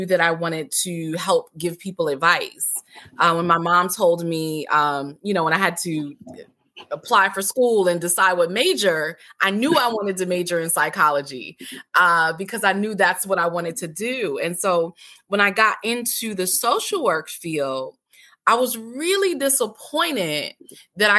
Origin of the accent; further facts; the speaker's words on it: Connecticut, United States; moved away as an adult; also born or lived in Washington, D.C. / Maryland; now in D.C./Maryland area, United States; I'm originally from Connecticut